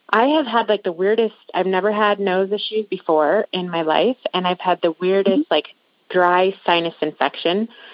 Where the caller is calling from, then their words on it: Montana, United States; I'm calling in from Montana. I was in Montana.